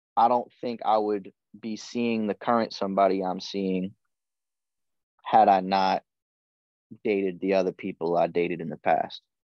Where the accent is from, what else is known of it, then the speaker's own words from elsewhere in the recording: New England, United States; moved away as an adult; also born or lived in Hawaii; I was born and raised in New England on the opposite side of the country.